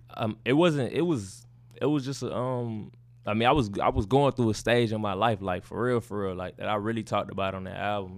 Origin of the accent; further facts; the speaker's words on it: Baytown, Texas, United States; I'm from Baytown, Texas.